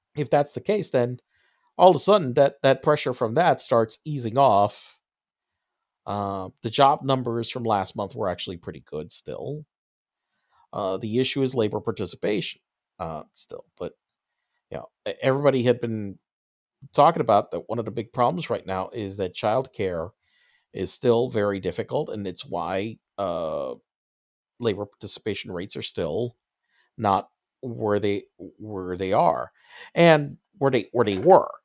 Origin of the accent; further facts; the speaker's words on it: United States; I'm an American, uh, you know, a, a, as born over here